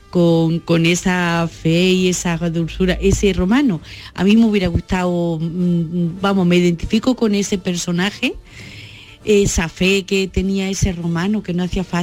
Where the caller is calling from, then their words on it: Bailén, Andalusia, Spain; de Bailén.